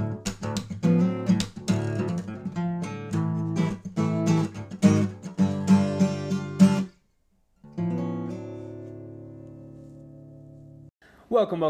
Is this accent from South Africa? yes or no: no; United Kingdom; growing up in Britain as Indian people